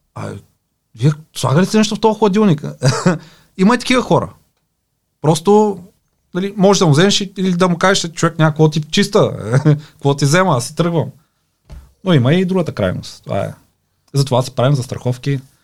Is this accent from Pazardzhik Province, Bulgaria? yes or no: no; Pleven, Pleven Province, Bulgaria; Аз съм от Плевен